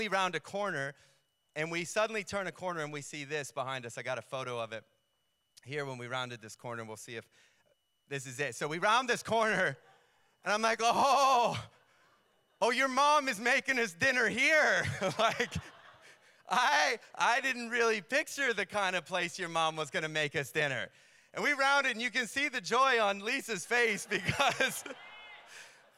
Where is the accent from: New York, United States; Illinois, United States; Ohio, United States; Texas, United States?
New York, United States; I was from New York